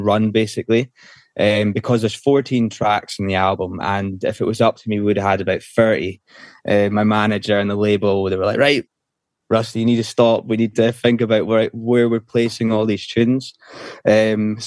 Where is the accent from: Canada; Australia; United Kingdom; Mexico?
United Kingdom; Isle of Skye, Scotland; now in Glasgow, United Kingdom; went from there to where I was brought up, in the Isle of Skye